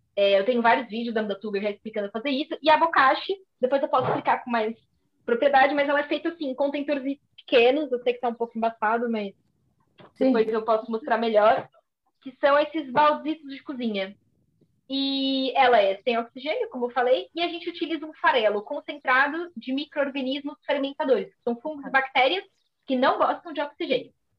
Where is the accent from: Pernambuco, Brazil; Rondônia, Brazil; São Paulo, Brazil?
São Paulo, Brazil; moved away as an adult; now in Coimbra, Portugal; eu originalmente sou de São Paulo, do, do Brasil, mas já estou cá em Coimbra há quatro anos